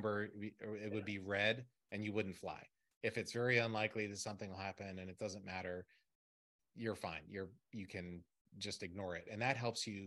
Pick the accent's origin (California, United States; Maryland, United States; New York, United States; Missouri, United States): Maryland, United States; I'm from Maryland